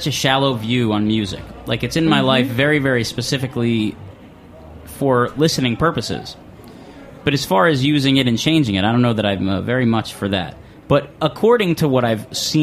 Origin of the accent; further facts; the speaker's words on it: Randolph, New Jersey, United States; moved away; I'm from Randolph